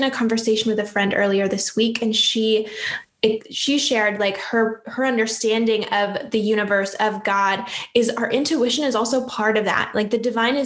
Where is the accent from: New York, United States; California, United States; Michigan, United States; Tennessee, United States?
Michigan, United States; Upper Peninsula of; I'm actually from the Upper Peninsula of Michigan. So not the mitten part, but the part above that. And I'm from the middle of nowhere, grew up in the woods